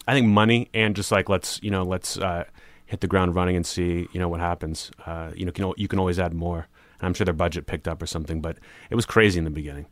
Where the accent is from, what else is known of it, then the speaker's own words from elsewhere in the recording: Pittsburgh, Pennsylvania, United States; moved away as an adult; also born or lived in New Orleans; grew up in Pittsburgh, you know, my whole life, and then I went to New Orleans